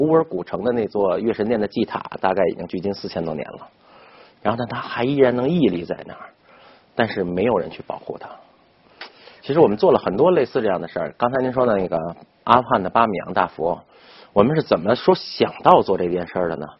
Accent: China; 这个这对于我们中国人来说小 case 呀， 不就是光线的问题吗？

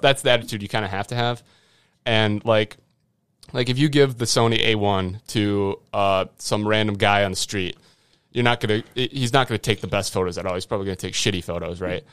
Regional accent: Grantsburg, Wisconsin, United States; at Grantsburg High School. That's my hometown

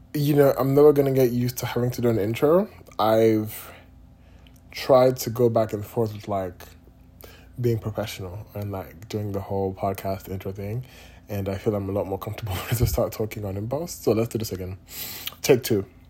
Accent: Nigeria; now in United States; I'm Nigerian

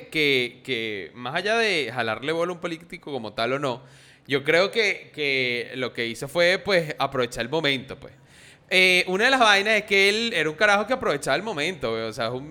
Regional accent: Venezuela

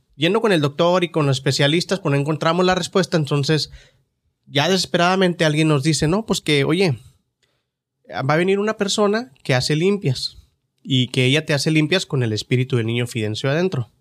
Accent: Ciudad Juárez, Chihuahua, Mexico; now in United States; de niño ya en Juárez era muy raro porque el barrio era tan pobre

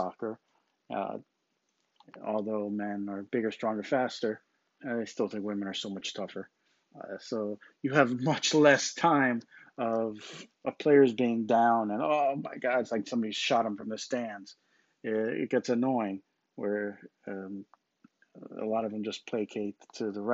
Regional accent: United States; I'm an American because I was born here

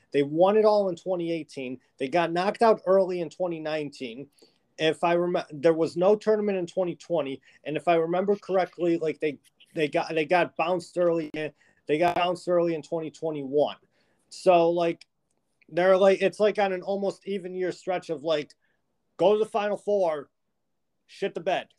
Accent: Buffalo, New York, United States; we're both from Buffalo

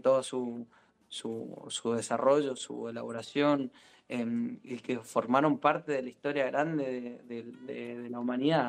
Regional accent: Mendoza, Argentina; como mendocino, como, como sommelier

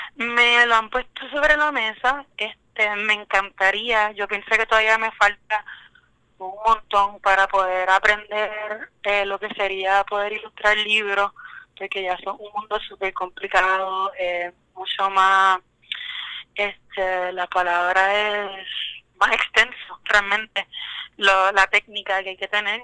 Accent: Caguas, Puerto Rico; yo soy de Caguas, Puerto Rico, eh, y realmente me baso en la vida metropolitana, pero mi hogar siempre va a ser Caguas

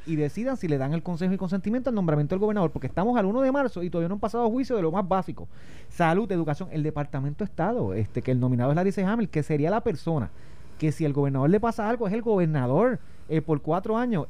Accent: Puerto Rico; como yo puertorriqueño, que me quedo en Puerto Rico

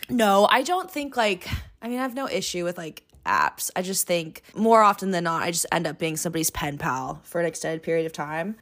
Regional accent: Long Beach, California, United States; now in San Diego, United States; I'm originally from Long Beach, California. Born and raised, go Beach, L B C.

